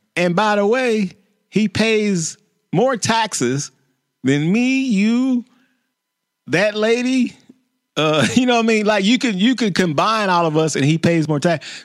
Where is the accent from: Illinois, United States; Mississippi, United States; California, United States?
Illinois, United States; Chicago; I grew up in Chicago